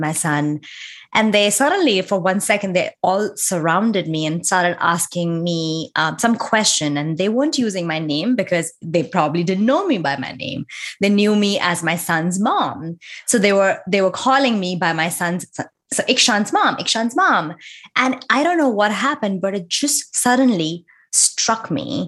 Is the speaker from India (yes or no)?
yes; India; moved away as an adult; now in United States; I was born and raised in India, lived there for my entire life, got married there. And I moved to the US